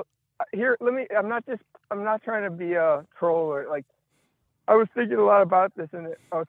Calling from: Houston, Texas, United States; I'm calling from Houston, Texas.

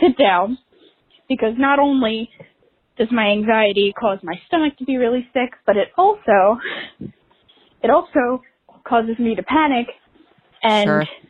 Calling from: Philadelphia, Pennsylvania, United States; I'm a listener from Philadelphia.

